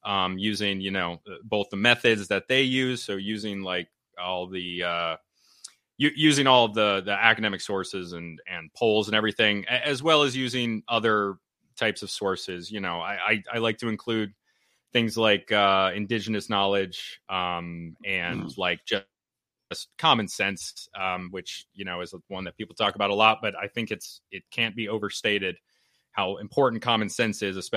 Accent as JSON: {"language": "English", "region": "Connecticut", "country": "United States", "also_born_or_lived": "North Carolina / Indonesia", "said": "So I'm from Connecticut, up here in New England."}